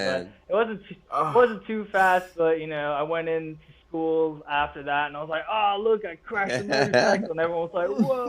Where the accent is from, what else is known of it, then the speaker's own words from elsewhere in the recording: England, United Kingdom; now in New Orleans, United States; So I had another chance in front of them in New Orleans, where we moved to when I came over from England